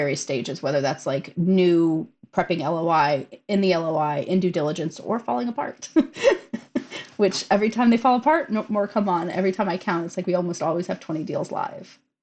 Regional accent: St. Louis, Missouri, United States; we're both from St. Louis

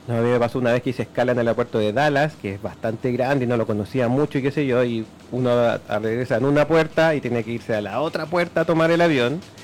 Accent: Chile; nosotros somos como isleños, nuestra forma de ser y todo

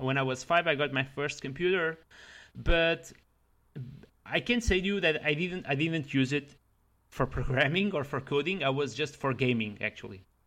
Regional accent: Leiria, Leiria District, Portugal; English is a second language; moved away as an adult; now in Paris, France; originally I am from Portugal, that is a small country in Europe

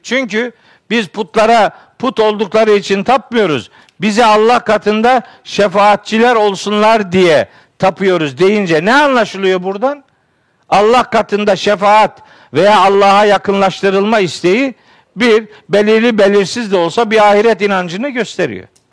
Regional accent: Trabzon, Turkey; Elhamdülillah, Trabzonluyum

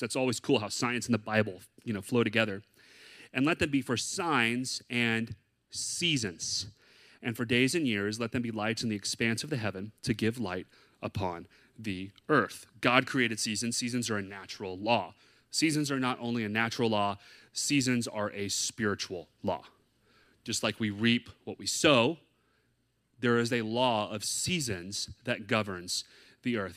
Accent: the South, United States; moved away as an adult; now in San Diego, United States; I'm from the South

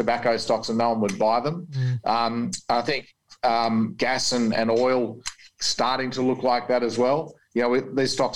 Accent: Australia

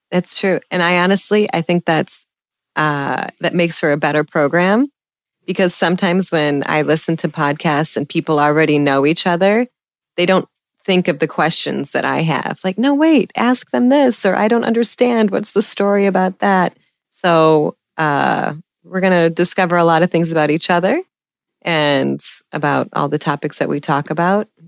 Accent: Chicago, Illinois, United States; Okay. I'm from Chicago.

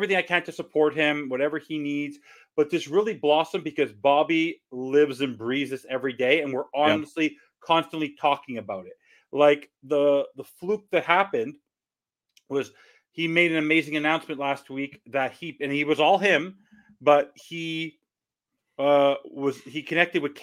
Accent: Montreal, Quebec, Canada; I'm from Montreal. I'm from Canada.

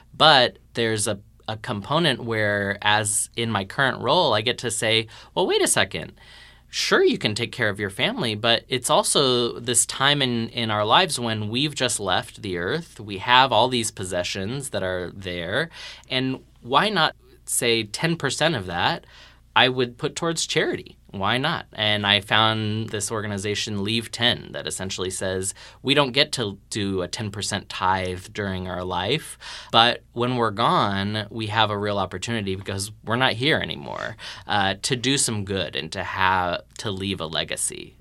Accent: Texas, United States; we're both Texan nerds

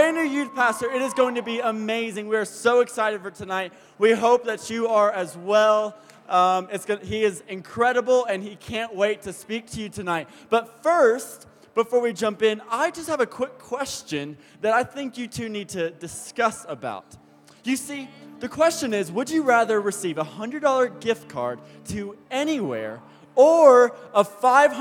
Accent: the South, United States; I'm from the South

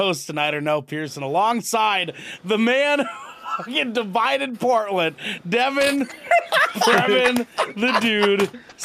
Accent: New Zealand; as a Kiwi

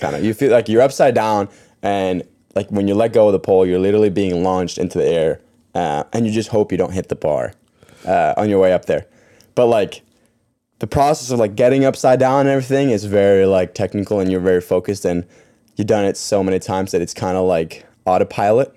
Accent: Norway; moved away; I grew up in Norway

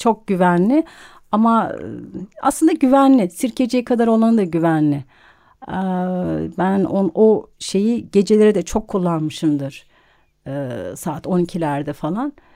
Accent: Bursa, Turkey; now in Istanbul, Turkey; çocukluğum Bursa'da geçti.

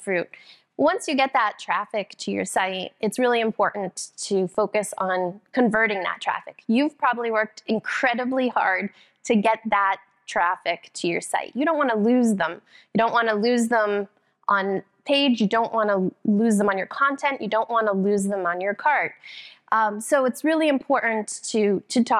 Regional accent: Boston, Massachusetts, United States; I'm actually from Boston, the Boston area, just a few miles north.

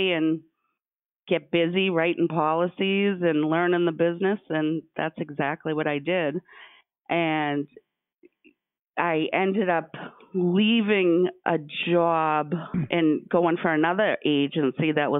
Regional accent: Stoughton, Massachusetts, United States; I was born and raised in Stoughton and have a lot of contacts in my own town

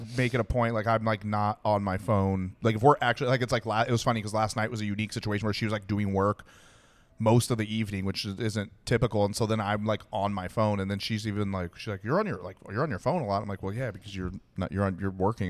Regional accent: Texas, United States; I was born in Texas

